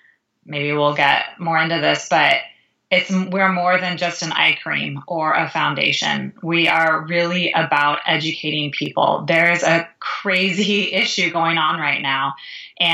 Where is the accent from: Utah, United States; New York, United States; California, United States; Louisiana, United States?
California, United States; now in Chicago, United States; I live in Chicago, Illinois, although I am originally from California.